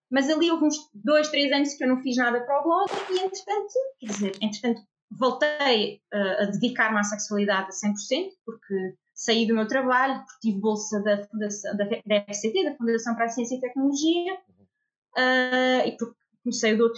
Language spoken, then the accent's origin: Portuguese; Lisbon, Portugal; eu sou psicóloga clínica, sou de Lisboa, fiz a minha formação inicial eh, na Universidade de Lisboa